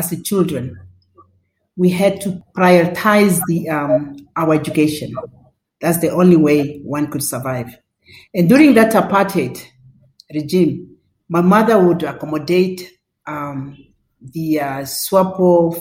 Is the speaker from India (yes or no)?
no; Odibo, Ohangwena, Namibia; also born or lived in Windhoek; the greatest part of my childhood, actually, was I spent at the village where my parents come from, northern Namibia